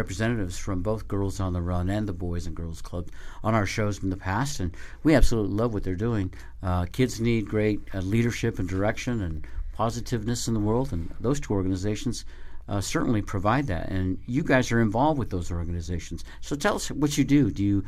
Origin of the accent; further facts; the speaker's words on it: Colorado, United States; where I grew up in Colorado